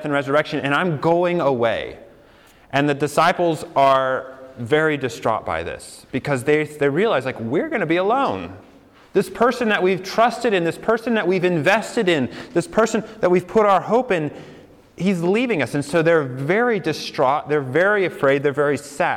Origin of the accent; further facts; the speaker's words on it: Colorado, United States; moved away as an adult; also born or lived in New York City; I grew up in Colorado, and I went to college in New York City